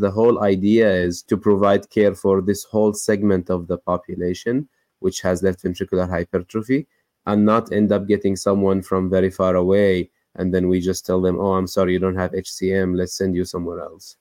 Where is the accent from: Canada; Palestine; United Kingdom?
Palestine; West Bank; moved away as an adult; now in United States; I grew up in the West Bank, Palestine, and then I went to medical school, then immediately after moved to the United States